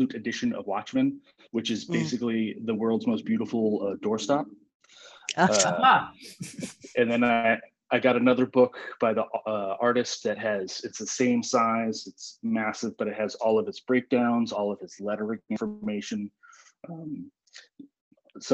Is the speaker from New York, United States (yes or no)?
yes; upstate New York, United States; now in Wallingford, United States; My mom was on my hometown library board. And my hometown library, I'm from upstate New York